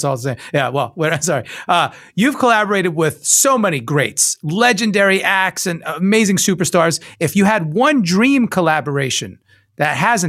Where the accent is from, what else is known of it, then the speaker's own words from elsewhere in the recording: New York, United States; I'm a New Yorker, too.